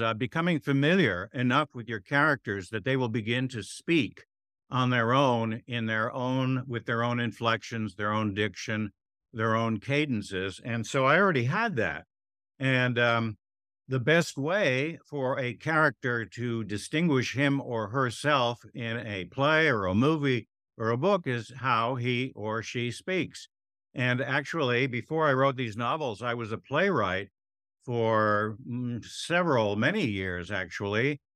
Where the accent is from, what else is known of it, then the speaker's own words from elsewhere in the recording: Weston, Connecticut, United States; also born or lived in Stamford, Connecticut; Weston, Connecticut, which is right next to Westport, Connecticut